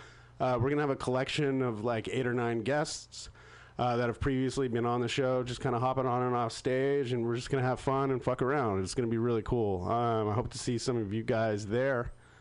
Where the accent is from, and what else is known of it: Danville, California, United States; also born or lived in Walnut Creek, California